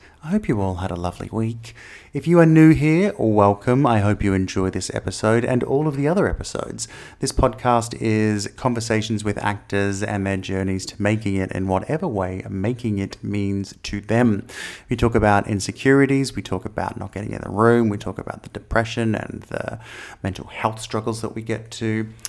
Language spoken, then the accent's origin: English; Australia; I'm not quite as Australian as some of my family are.